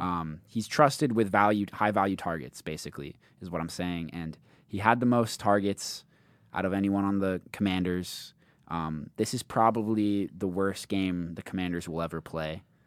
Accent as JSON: {"language": "English", "country": "United Kingdom", "moved": "yes", "said": "in my home country, in, in the Great Britain"}